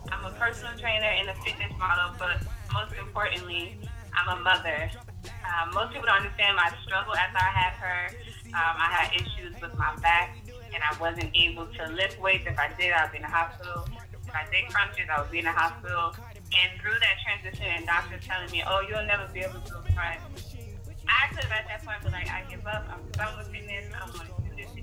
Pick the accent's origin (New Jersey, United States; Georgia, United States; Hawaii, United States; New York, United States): New York, United States; New York City; also born or lived in South Carolina; now in Washington, D.C., United States; I am from Brooklyn